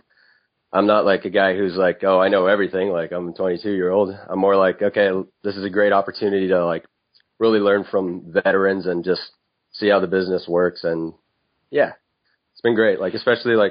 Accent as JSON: {"language": "English", "town": "Montreal", "region": "Quebec", "country": "Canada", "said": "the city I'm from, Montreal, it has a really great nightlife."}